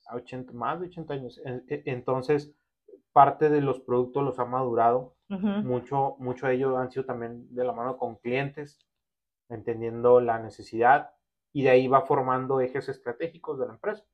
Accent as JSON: {"language": "Spanish", "town": "Ciudad Juárez", "region": "Chihuahua", "country": "Mexico", "tie": "born or raised there", "said": "Soy originario aquí de Ciudad Juárez"}